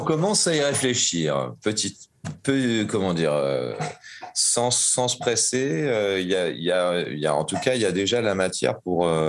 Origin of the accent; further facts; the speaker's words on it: Caen, Normandy, France; also born or lived in Mâcon / Lyon; now in Montreuil, France; je suis né à Caen, en Basse-Normandie, en 1975. Après ça, j'ai habité à Mâcon, à Lyon, et je suis basé à Montreuil